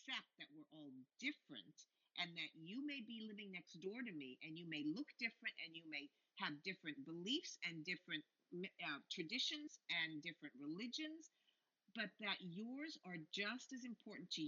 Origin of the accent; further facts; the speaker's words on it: Beverly Hills, California, United States; I grew up in Beverly Hills, California